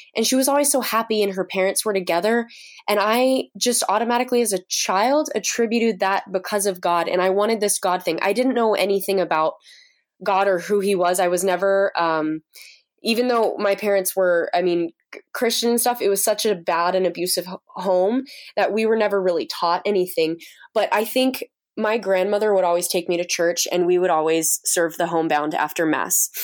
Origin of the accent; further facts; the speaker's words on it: United States; moved away as an adult; now in Uganda; being an American over there